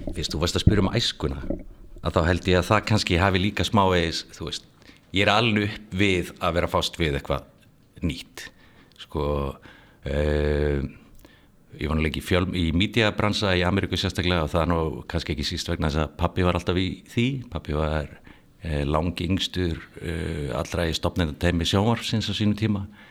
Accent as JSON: {"language": "Icelandic", "town": "Reykjavík", "region": "Capital Region", "country": "Iceland", "tie": "born or raised there", "moved": "as an adult", "said": "ég er alveg upp í Fossvói eh, og var þar að eh, bjóð tömstöðum, Kurlandi fyrst og svo Bjarmalandi"}